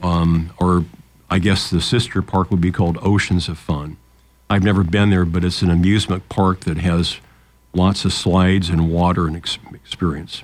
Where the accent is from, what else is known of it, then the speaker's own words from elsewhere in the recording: Lincoln, Nebraska, United States; when we were kids growing up in Lincoln